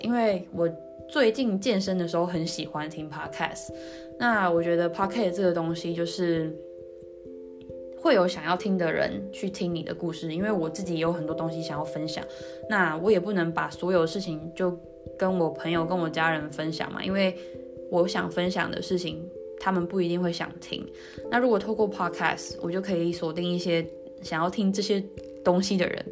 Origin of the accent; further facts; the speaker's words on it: Taiwan; moved away as an adult; also born or lived in New Taipei; now in Netherlands; 从小是在台湾长大。那大学的时候，原本读文化大学日文系